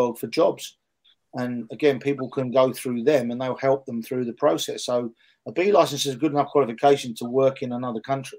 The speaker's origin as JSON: {"language": "English", "region": "England", "country": "United Kingdom", "said": "a national team role in my home country. You know, some people that might have an answer to that and say that I wasn't good enough or I didn't deserve it. But I got turned down more than once to work with the England women's national team"}